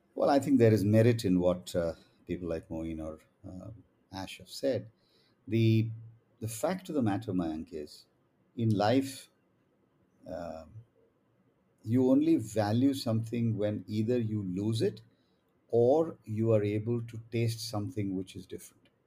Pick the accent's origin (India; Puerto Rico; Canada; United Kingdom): India; as an Indian